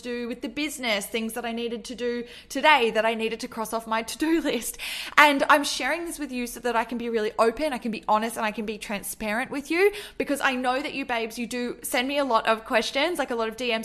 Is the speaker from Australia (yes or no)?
yes; Australia; also born or lived in Melbourne; I'm from Australia and I live in Melbourne